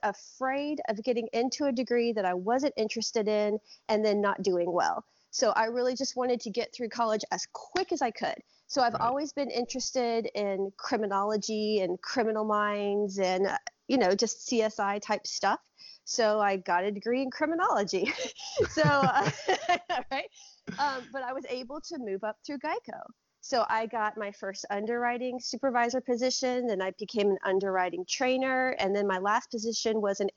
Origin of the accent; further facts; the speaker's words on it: Lakeland, Florida, United States; moved away as an adult; now in Minnesota, United States; Born and raised in Central Florida, actually right next to you in Lakeland.